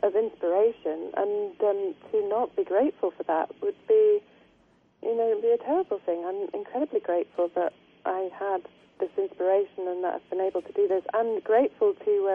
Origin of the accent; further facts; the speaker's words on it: England, United Kingdom